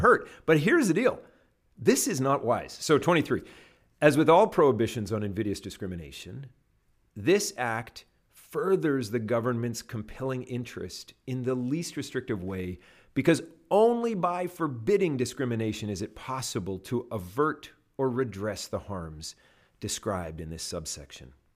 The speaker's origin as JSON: {"language": "English", "country": "Canada", "moved": "yes", "lives_now": "United States", "said": "I'm a Canadian"}